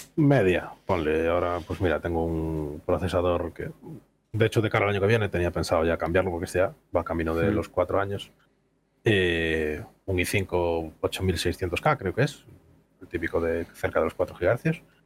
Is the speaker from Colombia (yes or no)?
no; Vigo, Galicia, Spain; Soy de Galicia, del sur de Galicia, zona de Vigo